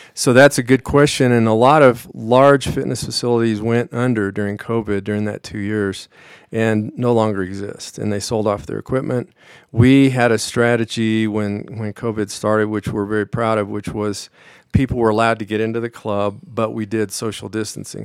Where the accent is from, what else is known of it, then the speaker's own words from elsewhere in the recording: Pueblo, Colorado, United States; also born or lived in Denver, Colorado; now in Westcliffe, United States; I grew up in Pueblo